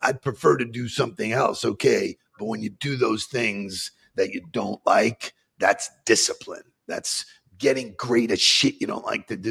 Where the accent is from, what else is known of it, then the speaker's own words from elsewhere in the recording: Long Island, New York, United States; I grew up in Long Island